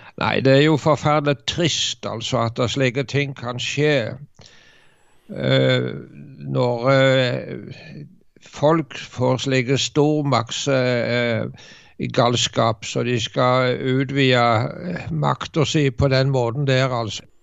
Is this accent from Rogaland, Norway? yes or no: yes; Varhaug, Rogaland, Norway; Jeg husker det var vekkelse på Varhaug, der jeg vokste opp